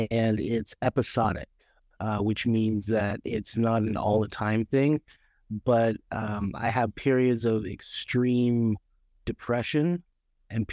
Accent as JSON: {"language": "English", "region": "Utah", "country": "United States", "tie": "born or raised there", "moved": "as an adult", "lives_now": "Oregon, United States", "said": "I actually was born in Utah, and I grew up there for the first 28 years of my life"}